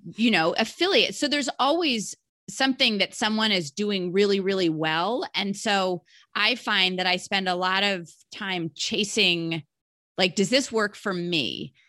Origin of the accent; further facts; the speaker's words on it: Alexandria, Virginia, United States; also born or lived in Charlottesville, Virginia; I was actually born in Charlottesville, Virginia. No, that's not where I was named, but I grew up in Alexandria, Virginia